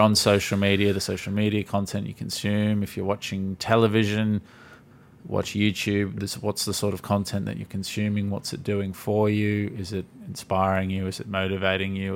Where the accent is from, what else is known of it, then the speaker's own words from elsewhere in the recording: Gold Coast, Queensland, Australia; I'm born and raised on the Gold Coast